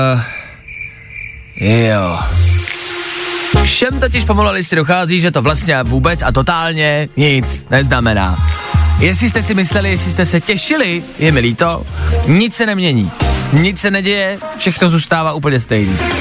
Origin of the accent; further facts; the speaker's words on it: Plzeň, Plzeň Region, Czechia; já jsem z Plzně